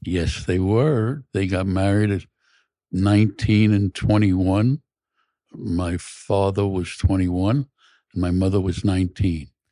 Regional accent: New York City, New York, United States; I grew up in Brooklyn, an lower middle class neighborhood

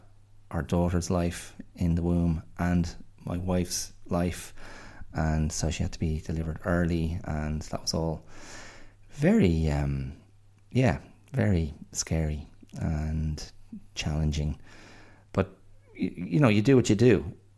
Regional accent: Ireland; now in Australia; being an Irish man abroad, I was grateful to Australia.

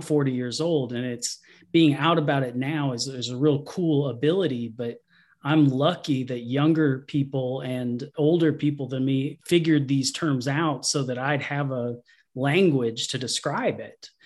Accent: Georgia, United States; also born or lived in Tucker, Georgia; I'm from Georgia. I was born in, uh, Tucker, Georgia, and then moved out to the country when I was about eight or nine. Uh, so I lived on a farm in a very small town.

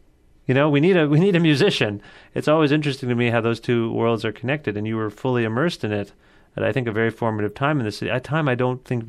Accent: Cambridge, Ontario, Canada; also born or lived in Guelph; I'm from Cambridge.

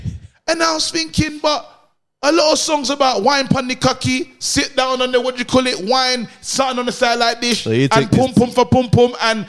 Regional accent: Nigeria; as a Nigerian

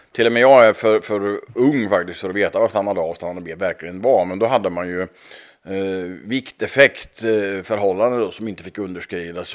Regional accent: Östergötland, Sweden; Hemma i Östergötland

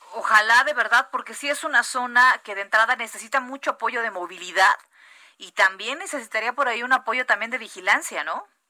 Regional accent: La Paz, Baja California Sur, Mexico; now in Mexico City, Mexico; yo soy de La Paz, Baja California Sur, que es desierto

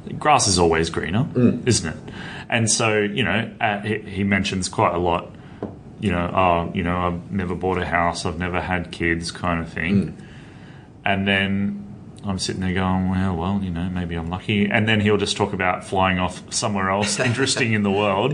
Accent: Central Coast, New South Wales, Australia; growing up on the Central Coast

